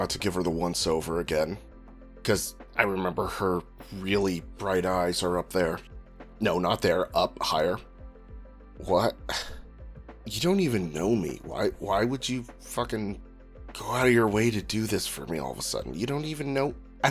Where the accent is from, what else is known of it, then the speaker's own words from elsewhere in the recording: Tulare, California, United States; Yeah, I'm from Tulare.